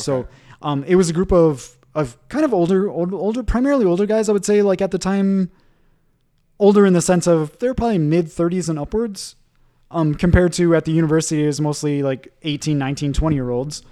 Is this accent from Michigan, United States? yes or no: yes; Michigan, United States; moved away as an adult; also born or lived in Japan / Boston / Ecuador / Geneva; in Michigan, in my hometown, we, we do have one